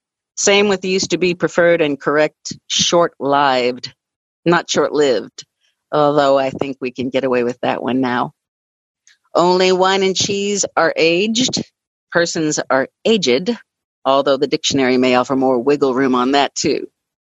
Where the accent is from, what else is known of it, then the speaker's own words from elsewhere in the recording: Louisville, Kentucky, United States; I stick to my hometown guns and say Louisville, Kentucky, instead of Louisville. I do not live in Louisville. I live in Louisville.